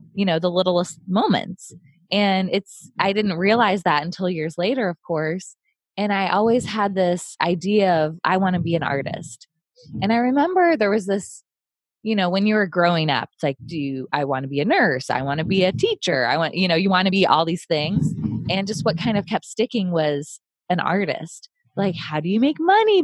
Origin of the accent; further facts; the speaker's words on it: Midwest, United States; moved away as an adult; now in San Diego, United States; I grew up in the Midwest